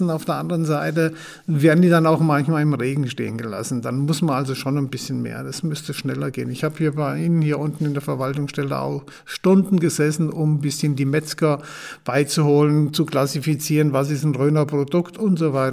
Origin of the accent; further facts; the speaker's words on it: Hesse, Germany; Dazwischen ist Fulda. Und von da aus geht's 30 Kilometer Richtung Moskau. Da komme ich her.